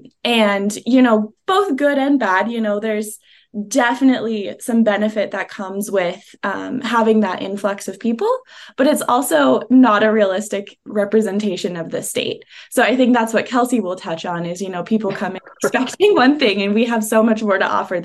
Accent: Montana, United States; coming from the state and doing Visit Montana work

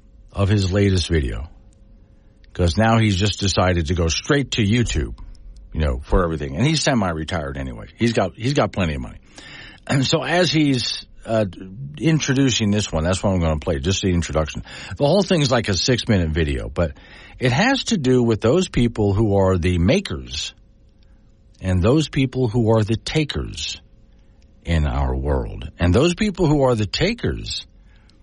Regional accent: west coast of Florida, United States; now in Wyoming, United States; I could see rockets going up from where I lived on the west coast of Florida all the time

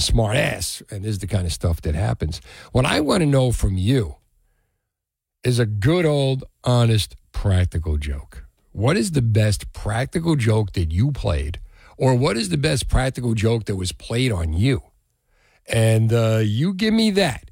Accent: Union City, New Jersey, United States; When I was a kid growing up in Union City

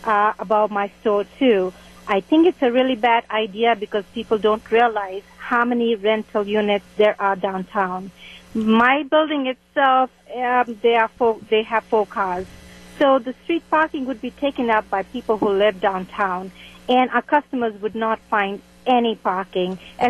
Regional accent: Mumbai, Maharashtra, India; also born or lived in Chicago; now in Racine, United States; I come from a big city of Bombay

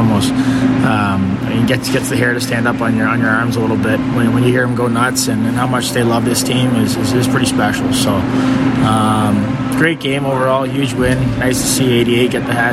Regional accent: Toronto, Ontario, Canada; born or raised there; also born or lived in Winnipeg / Montreal; now in Chicago, United States

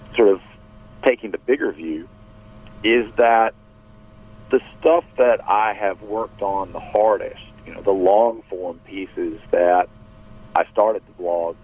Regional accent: Jackson, Mississippi, United States; my hometown event

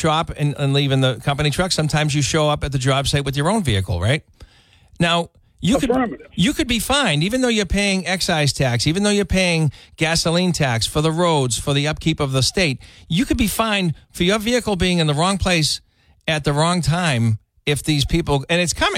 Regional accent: Brockton, Massachusetts, United States; I grew up in Brockton

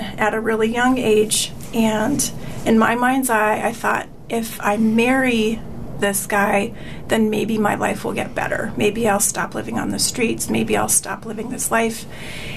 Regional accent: Tucson, Arizona, United States; Born and raised in Tucson

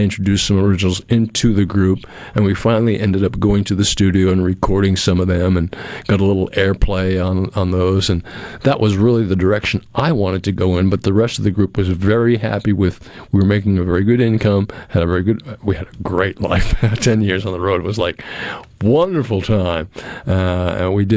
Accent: New England, United States; moved away as an adult; now in Pearl, United States; I was a kid from New England

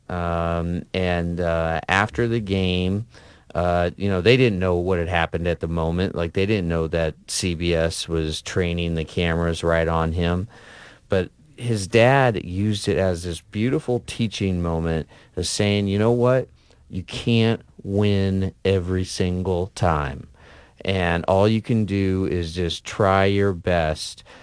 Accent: Midwest, United States; now in Alabama, United States; growing up in the Midwest

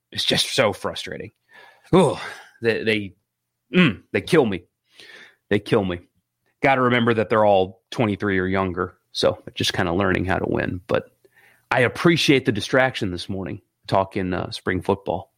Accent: Greenville, South Carolina, United States; the Greenville Braves, which actually moved to Mississippi, so the Mississippi Braves moved from my hometown

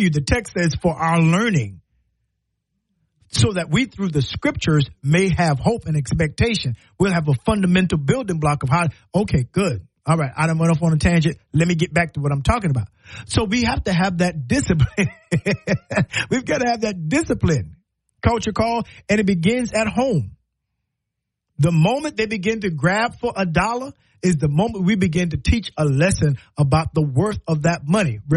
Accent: the Carolinas, United States; now in Alabama, United States; Well, I'm, I'm from Carolina. I don't know what we call it here in Alabama, but they call it stew chicken, right?

